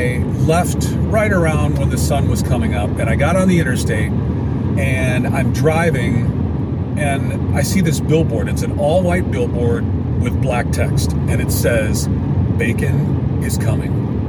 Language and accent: English; Alabaster, Alabama, United States; from Alabaster, Alabama. Can't you tell by my accent?